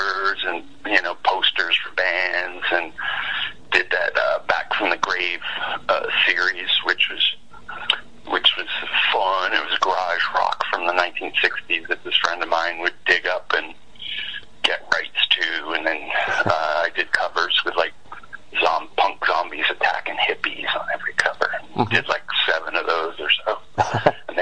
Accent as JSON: {"language": "English", "region": "Maine", "country": "United States", "tie": "born or raised there", "moved": "yes", "said": "I was a tiny little spawn growing up in Maine"}